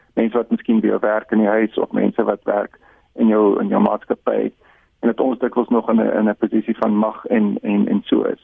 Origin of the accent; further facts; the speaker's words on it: South Africa; ons as Suid-Afrikaners